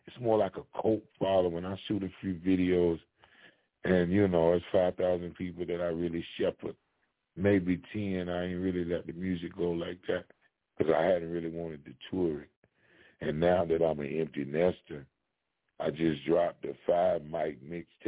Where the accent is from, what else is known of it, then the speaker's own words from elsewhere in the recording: Kentucky, United States; I'm from Kentucky